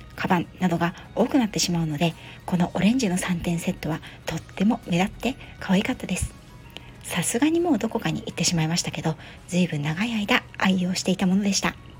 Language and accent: Japanese; Yokohama, Kanagawa, Japan; 私は港湾都市横浜の生まれですので